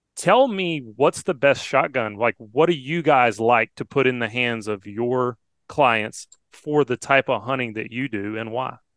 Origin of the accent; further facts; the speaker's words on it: Alabama, United States; growing up in Alabama